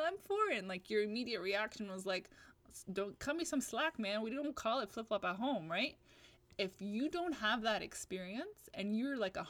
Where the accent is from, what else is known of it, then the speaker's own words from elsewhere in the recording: Atlanta, Georgia, United States; moved away as an adult; now in California, United States; I was born in Atlanta, Georgia.